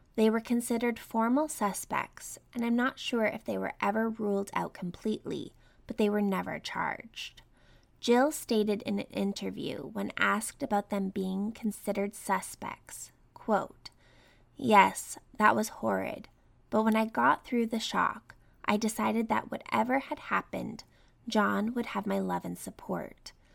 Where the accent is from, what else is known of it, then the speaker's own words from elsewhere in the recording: Canada; I grew up in Canada